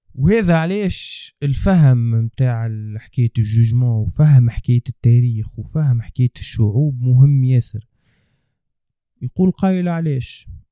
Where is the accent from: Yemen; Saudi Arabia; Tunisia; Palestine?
Tunisia